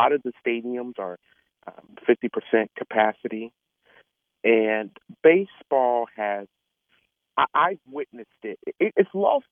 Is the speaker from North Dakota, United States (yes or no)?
no; Georgia, United States; Atlanta, Georgia, Georgia being my hometown